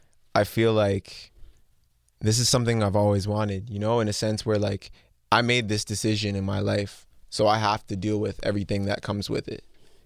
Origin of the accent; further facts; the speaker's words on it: Mississauga, Ontario, Canada; because that's where I'm from. That's where I live. That's where I was born.